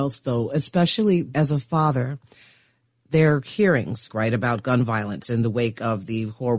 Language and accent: English; Chicago, Illinois, United States; I'm from Chicago